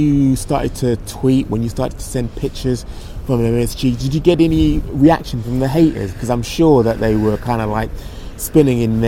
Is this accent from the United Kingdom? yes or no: yes; United Kingdom; as a Brit